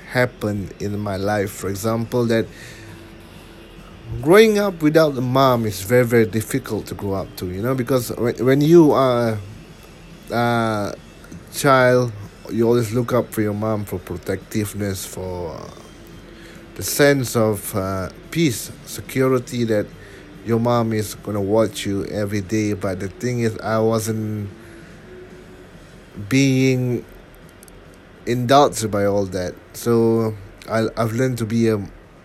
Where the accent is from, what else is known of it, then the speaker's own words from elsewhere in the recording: Singapore; I'm a Singaporean born Muslim